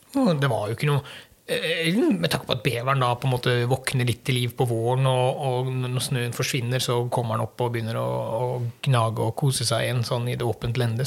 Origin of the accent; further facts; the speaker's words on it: Sørlandet, Southern Norway, Norway; now in Western Norway, Norway; for min del så har jeg vokst opp eh, nede på Sørlandet, bodde der i mange år. jeg flytta fra Østlandet til Sørlandet før jeg flytta opp til Vestlandet